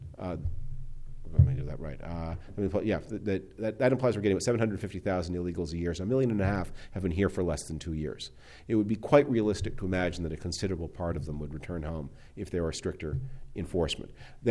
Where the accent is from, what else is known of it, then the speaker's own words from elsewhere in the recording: Canada; now in United States; I am originally from Canada